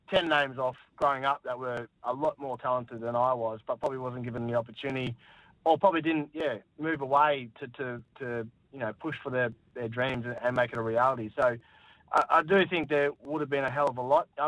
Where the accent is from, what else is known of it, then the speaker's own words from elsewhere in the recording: Darwin, Northern Territory, Australia; growing up in Darwin